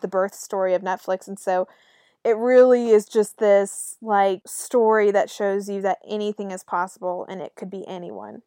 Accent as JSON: {"language": "English", "town": "Raleigh", "region": "North Carolina", "country": "United States", "moved": "as an adult", "said": "I'm from Raleigh, North Carolina"}